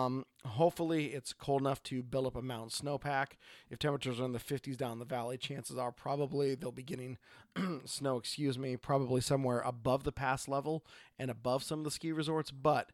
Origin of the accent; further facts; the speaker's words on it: Oregon, United States; I am … from Oregon.